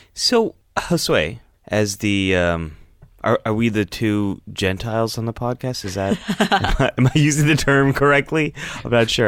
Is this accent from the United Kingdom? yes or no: no; Northern California, United States; there wasn't a big Jewish population where I was growing up in Northern California.